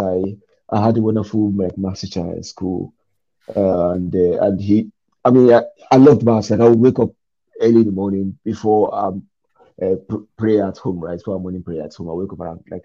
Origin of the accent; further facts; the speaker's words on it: Nigeria; me as a Nigerian